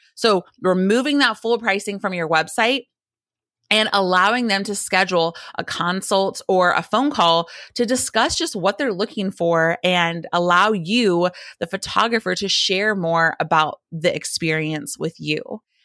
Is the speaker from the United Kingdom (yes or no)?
no; the South, United States; a Christian girl growing up in the South